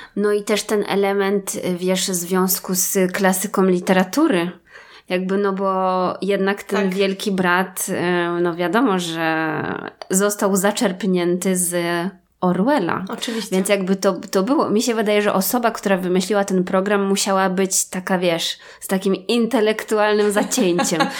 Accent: Wrocław, Lower Silesian Voivodeship, Poland; my z Wrocławia

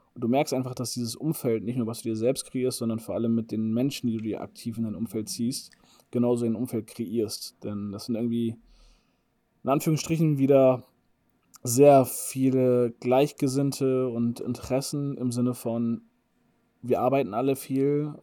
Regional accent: Bremen, Germany; moved away as an adult; bei euch in Bremen, in meiner Heimat

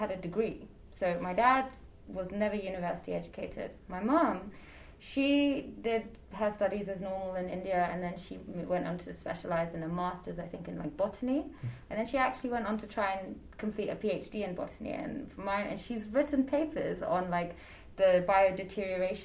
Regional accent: London, United Kingdom; moved away as an adult; I grew up mostly in London. I didn't really leave London for a very long time.

